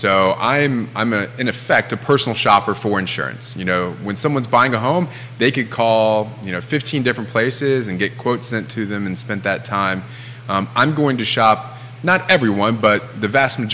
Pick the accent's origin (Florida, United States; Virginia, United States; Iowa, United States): Virginia, United States; Augusta County; also born or lived in Charlottesville, Virginia; I was born and raised over in Augusta County